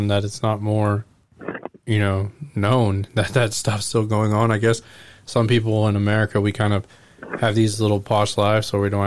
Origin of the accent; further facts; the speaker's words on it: Oklahoma, United States; growing up in Oklahoma